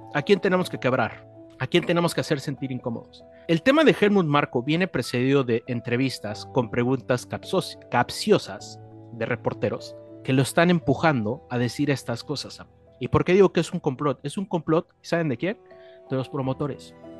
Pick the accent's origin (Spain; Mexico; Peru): Mexico; Nosotros como mexicanos